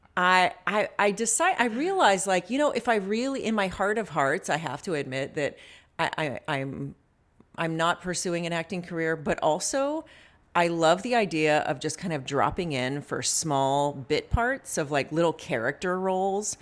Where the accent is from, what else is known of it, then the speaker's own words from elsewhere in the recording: the South, United States; moved away; I grew up in the South